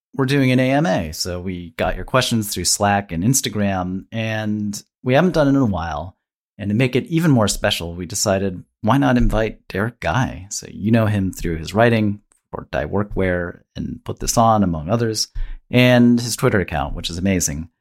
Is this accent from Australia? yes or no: no; Ohio, United States; I grew up in Ohio